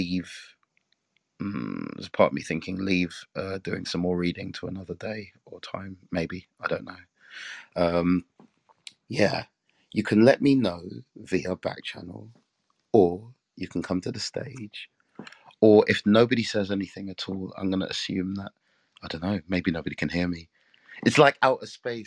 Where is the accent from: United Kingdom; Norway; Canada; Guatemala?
United Kingdom; England; I'm from England